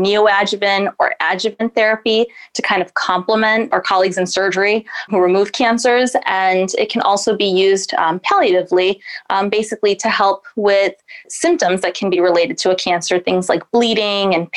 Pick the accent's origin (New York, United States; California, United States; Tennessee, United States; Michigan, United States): Michigan, United States; Lansing; moved away as an adult; also born or lived in Massachusetts / Seattle, Washington; now in Northeast Ohio, United States; I was born and raised in beautiful Lansing, Michigan